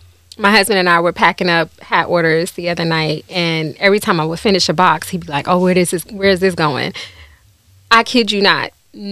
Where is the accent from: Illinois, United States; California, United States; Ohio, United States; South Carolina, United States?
Ohio, United States; Cleveland; Well, honestly, I grew up in the hood.